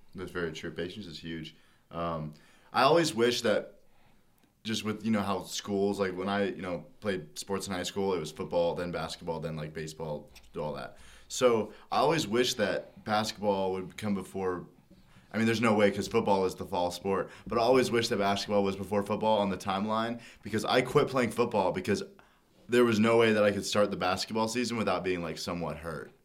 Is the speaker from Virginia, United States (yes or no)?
no; Dallas, Texas, United States; moved away as an adult; now in Lincoln, United States; I'm from Dallas